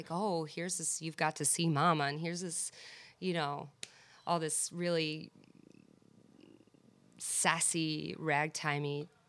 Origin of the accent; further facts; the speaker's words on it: New York City, New York, United States; I'm from Mill Basin, Brooklyn.